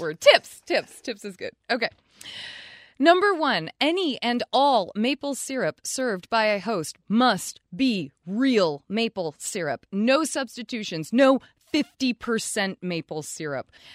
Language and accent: English; Vermont, United States; We're from Vermont. We are literally from the land that tries to claim its fame as maple syrup